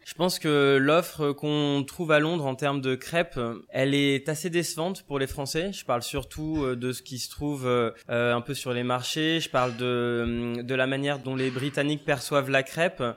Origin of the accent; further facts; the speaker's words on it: France; now in London, United Kingdom; en tant que Français